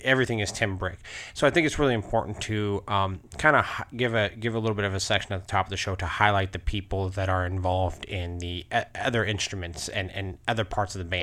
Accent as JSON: {"language": "English", "region": "Alaska", "country": "United States", "tie": "born or raised there", "said": "I grew up in Alaska"}